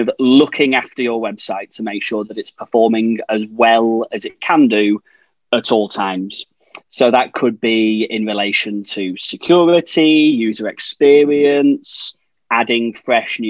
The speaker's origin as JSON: {"language": "English", "town": "Blackpool", "region": "North West England", "country": "United Kingdom", "tie": "born or raised there", "said": "But I grew up there, stone's throw from the tower"}